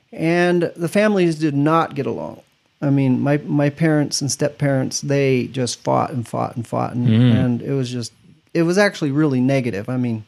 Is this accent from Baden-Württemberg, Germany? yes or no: yes; Stuttgart, Baden-Württemberg, Germany; born there; I was born in Germany, Stuttgart.